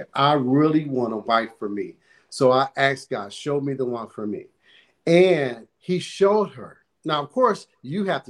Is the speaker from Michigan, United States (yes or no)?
yes; Detroit, Michigan, United States; moved away as an adult; now in North Las Vegas, United States; we're originally from Michigan, Detroit, Michigan, and we just was born there and lived there all our lives for about 50 years